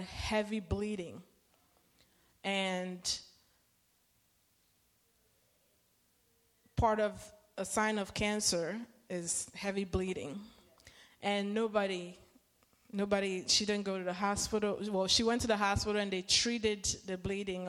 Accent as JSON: {"language": "English", "country": "Nigeria", "moved": "yes", "lives_now": "United States", "said": "I come from a culture, I'm Nigerian, or we are Nigerian"}